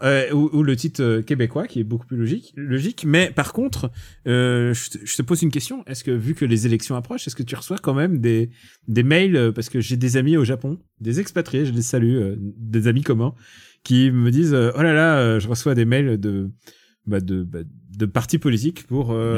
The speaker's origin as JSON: {"language": "French", "country": "Russia", "moved": "yes", "said": "je suis russe, je peux, je peux parler en russe"}